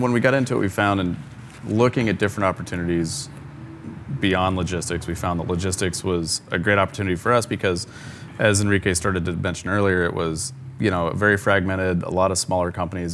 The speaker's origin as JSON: {"language": "English", "town": "Ogallala", "region": "Nebraska", "country": "United States", "tie": "born or raised there", "moved": "as an adult", "lives_now": "Atlanta, United States", "said": "I grew up in a similar sized town of Ogallala, Nebraska"}